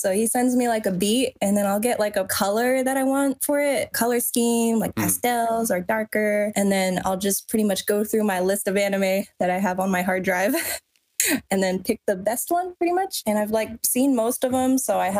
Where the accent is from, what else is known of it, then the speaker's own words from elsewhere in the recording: Seattle, Washington, United States; moved away as an adult; now in Columbus, United States; I'm originally from Seattle, but I moved to Columbus, Ohio to be with Beatmaster.